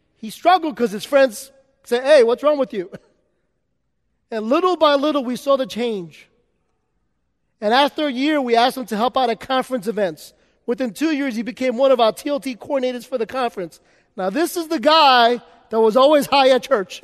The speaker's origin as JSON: {"language": "English", "town": "New York City", "region": "New York", "country": "United States", "tie": "born or raised there", "said": "I grew up in New York City"}